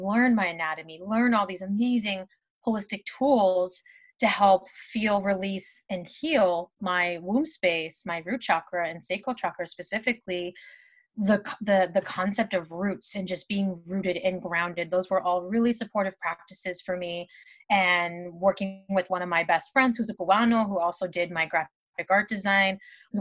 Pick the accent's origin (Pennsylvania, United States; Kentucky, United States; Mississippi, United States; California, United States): California, United States; Southern; also born or lived in Bay Area, California; I moved home from the Bay Area back to Southern California